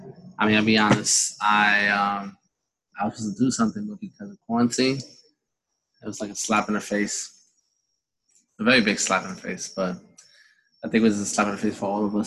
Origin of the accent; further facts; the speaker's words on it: New York City, New York, United States; now in Long Island, United States; the one I grew up with in Brooklyn.